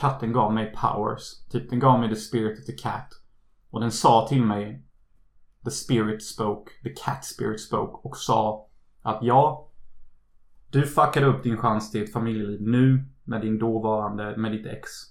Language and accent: Swedish; Unnaryd, Halland County, Sweden; moved away; När jag är hemma i Unnaryd